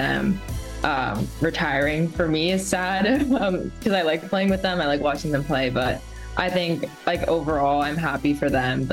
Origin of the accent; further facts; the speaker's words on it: the Bay Area, California, United States; I grew up in the Bay